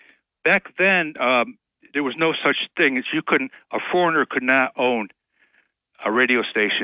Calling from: Binghamton, New York, United States; Hi, this is … from the south side of Binghamton.

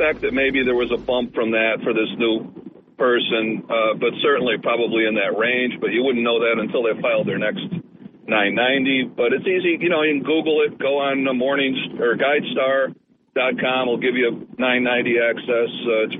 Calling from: Port Dickinson, New York, United States; It's … from Port Dickinson.

